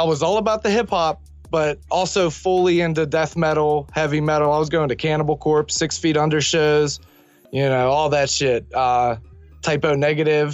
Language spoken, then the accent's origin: English; Millville, United States; my hometown of Millville